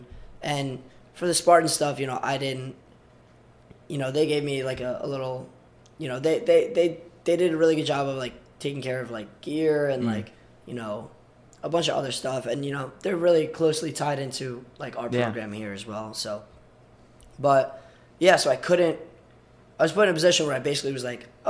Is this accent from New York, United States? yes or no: yes; Long Island, New York, United States; moved away as an adult; also born or lived in Belarus / California / Queens, New York / Brooklyn, New York; now in Ithaca, United States; I grew up on Long Island